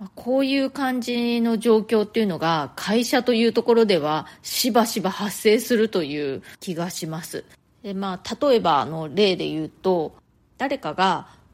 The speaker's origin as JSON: {"language": "Japanese", "country": "Japan", "moved": "as an adult", "lives_now": "New York, United States"}